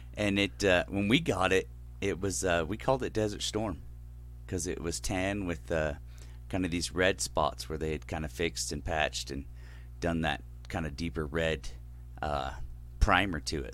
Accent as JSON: {"language": "English", "region": "California", "country": "United States", "tie": "born or raised there", "moved": "yes", "lives_now": "Sugar County", "said": "we grew up in California"}